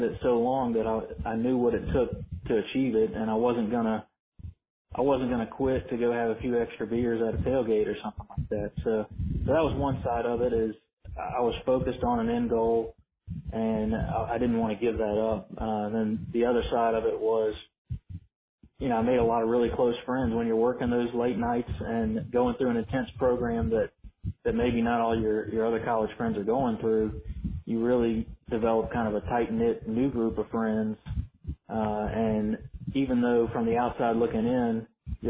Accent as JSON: {"language": "English", "town": "Baton Rouge", "region": "Louisiana", "country": "United States", "tie": "born or raised there", "said": "I grew up in Baton Rouge"}